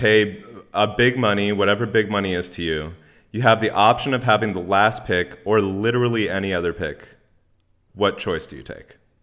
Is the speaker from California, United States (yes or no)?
yes; Bay Area, California, United States; I'm from the Bay Area